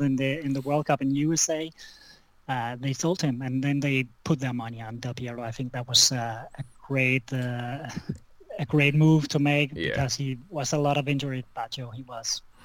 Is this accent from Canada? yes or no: no; Denmark; I'm from Denmark